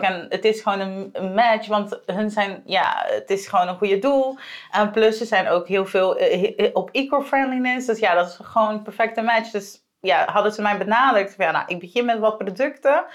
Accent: Aruba; moved away as an adult; now in Netherlands; ik kom van Aruba

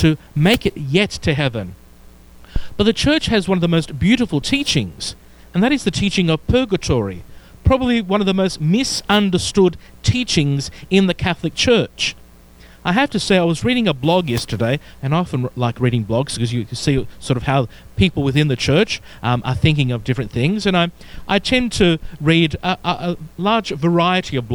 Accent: Melbourne, Victoria, Australia; accent: Australian; moved away; pastor of a wonderful church and community in Melbourne, Victoria, Australia, as you can tell by my accent

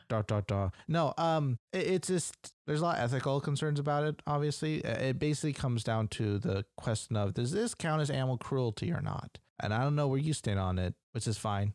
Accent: United States; I'm American

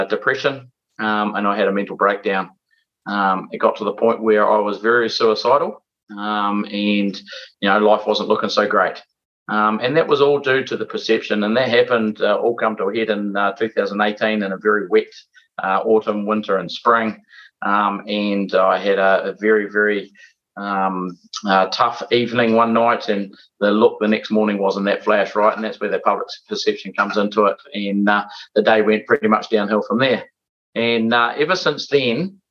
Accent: Lumsden, Southland, New Zealand; I grew up in Lumsden, Northern Southland.

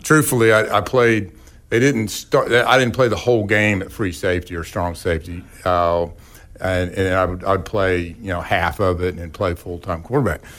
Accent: Verdigris, Oklahoma, United States; also born or lived in Tulsa, Oklahoma; I was born in Tulsa and lived near the traffic circle, uh, there till, like, second grade or so, and, and my parents and our family moved out to the community of Verdigris

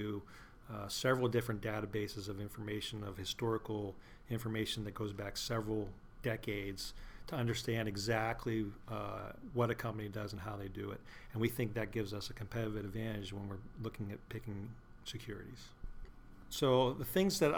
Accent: Butler, Pennsylvania, United States; also born or lived in Maryland; I am originally from Pittsburgh, Pennsylvania, just actually north of Pittsburgh, Butler, Pennsylvania, and that's where I currently live.

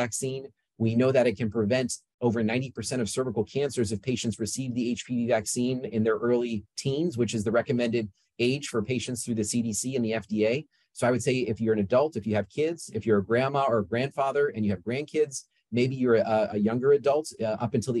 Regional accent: Yorba Linda, California, United States; moved away as an adult; I grew up in Yorba Linda

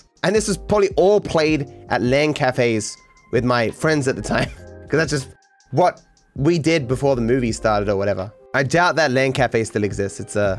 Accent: Australia; in general, I don't have what you might call a traditional Australian accent. People don't believe I'm from Australia.

